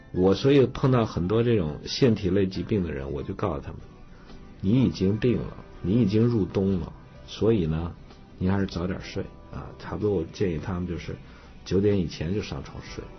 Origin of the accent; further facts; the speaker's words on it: Datong, Shanxi, China; moved away; 我小时候，我老家这个大同还比较冷